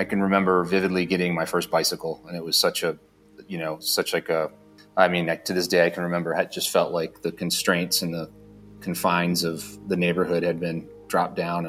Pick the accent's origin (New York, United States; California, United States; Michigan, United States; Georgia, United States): Michigan, United States; Dearborn; also born or lived in Detroit, Michigan; I was born and raised in Detroit, Michigan, and actually born in Dearborn